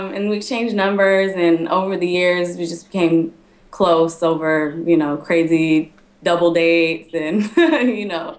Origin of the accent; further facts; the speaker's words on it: Sacramento, California, United States; moved away as an adult; also born or lived in Los Angeles; originally from Sacramento, I went to USC